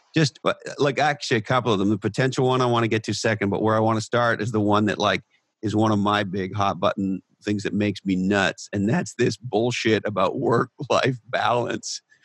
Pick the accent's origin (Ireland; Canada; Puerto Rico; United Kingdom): Canada; moved away; also born or lived in United States; I was born in Canada, lived in, in the United States of America for uh, in excess of twenty years, but I'm of Scottish descent